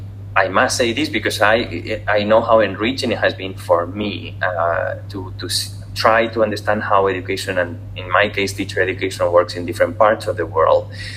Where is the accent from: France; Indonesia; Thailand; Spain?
Spain; also born or lived in Singapore; especially in Spain, obviously, because I'm from Spain